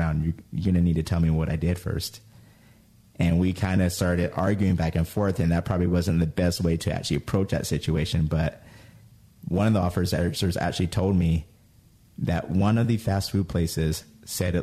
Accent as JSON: {"language": "English", "town": "Clearfield", "region": "Utah", "country": "United States", "tie": "born or raised there", "also_born_or_lived": "Layton, Utah", "said": "We came from Layton and moved to Clearfield, Utah."}